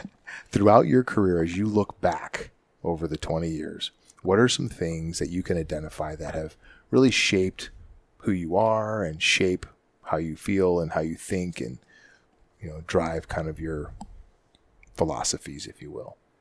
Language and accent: English; Canada; moved away; growing up in Canada